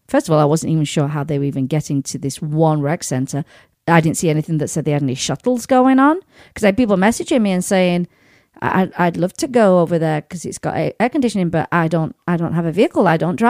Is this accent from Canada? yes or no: no; United Kingdom; because, you know, being a Brit, like a nice little bit of rain now and again